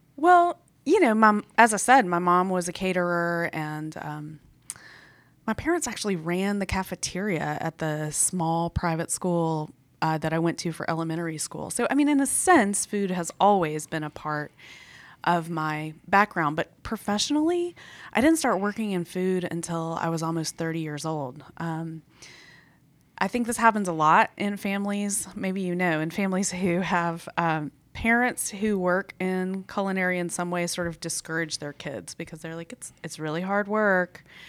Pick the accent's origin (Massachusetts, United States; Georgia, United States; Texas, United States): Georgia, United States; Atlanta; I grew up on the South Side. I grew up mostly in College Park, so not very far from where we are right now